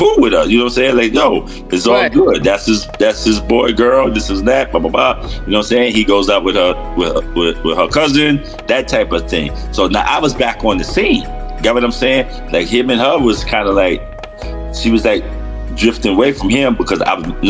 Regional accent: New York City, New York, United States; moved away as an adult; now in Roosevelt, United States; I'm from Harlem

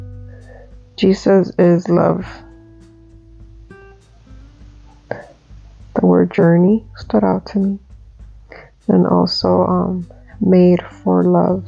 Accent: Dominican Republic; When I was about 8 years old, I think, 7, 8 years old, I was growing up in Dominican Republic

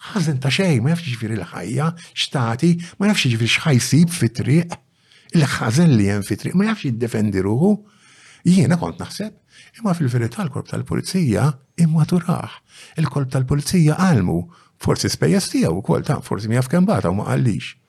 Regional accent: Bormla, Malta; trabbejt f'waħda mill-arbiċċiet forsi ta' Bormla, viċin Santa fiċin Verdala, Bronx City.

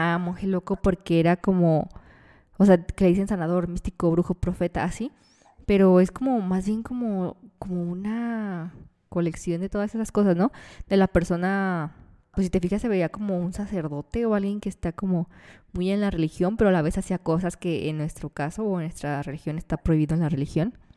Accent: Mexico; nosotros como mexicanos o latinoamericanos

